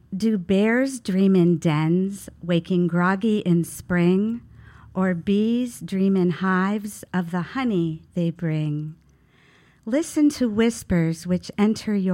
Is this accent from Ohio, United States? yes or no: yes; Youngstown, Ohio, United States; also born or lived in Brooklyn, New York; now in Brevard, United States; In a suburb of Youngstown, Ohio